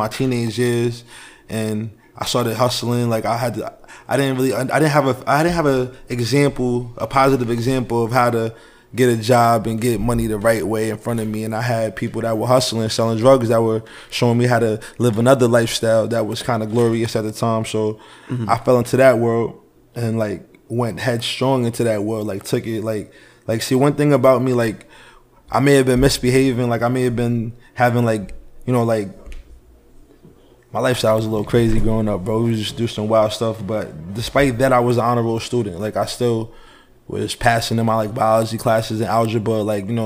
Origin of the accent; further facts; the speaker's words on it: Peekskill, New York, United States; also born or lived in North Carolina / Poconos, Pennsylvania; I'm from a place called Peekskill, New York. That's a little bit about 50 minutes up from New York City, from the Bronx area.